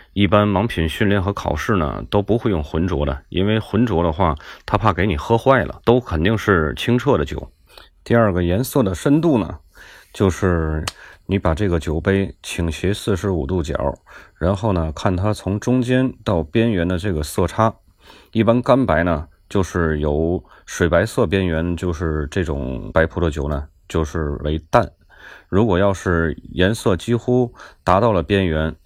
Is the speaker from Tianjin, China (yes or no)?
yes; Tianjin, China; accent: Tianjin; 听我口音，大家应该能听出来，我是天津人。 土生土长的天津人，天津人说话爱唠叨